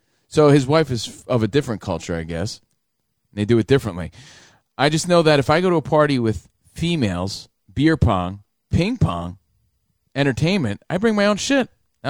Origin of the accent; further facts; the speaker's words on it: Union, New Jersey, United States; now in Los Angeles, United States; I grew up in Union, New Jersey.